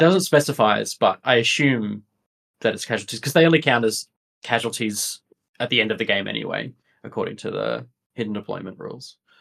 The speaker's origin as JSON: {"language": "English", "town": "Sydney", "region": "New South Wales", "country": "Australia", "also_born_or_lived": "United Kingdom", "moved": "as an adult", "lives_now": "Melbourne, Australia", "said": "I'm originally from Sydney, um, by way of the uh, via, UK um, as well"}